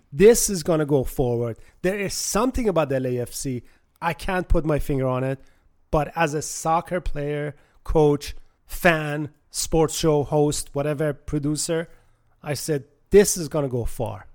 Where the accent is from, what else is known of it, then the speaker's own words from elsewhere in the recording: Tehran, Tehran Province, Iran; now in United States; I was born in Tehran, Iran, and, uh, came to the States in nineteen seventy-nine and been here ever since